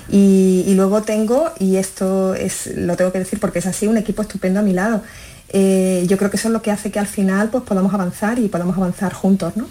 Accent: Galicia, Spain; born there; moved away; nací en Galicia, mis padres son gallegos y, bueno, por, su dedicación laboral, era magistrado, pues mm, la verdad es que vivimos en, muchas ciudades de España y ellos decidieron, y yo creo que fue un acierto, que querían quedarse en el sur.

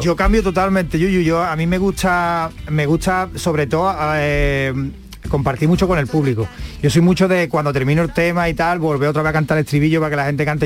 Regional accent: Jerez de la Frontera, Andalusia, Spain; yo soy de Jerez, de la frontera

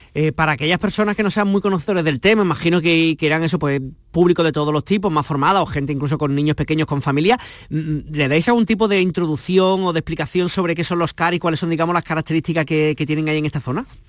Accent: Ronda, Andalusia, Spain; mi tierra, con el lugar que me vio nacer y crecer, que es Ronda

